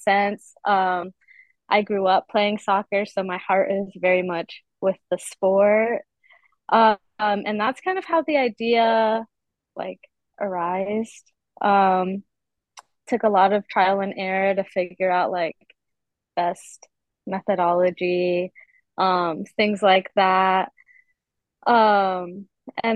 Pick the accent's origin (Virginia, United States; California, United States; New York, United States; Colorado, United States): Virginia, United States; now in Boise, United States; I currently reside in Boise, Idaho, but I'm from Virginia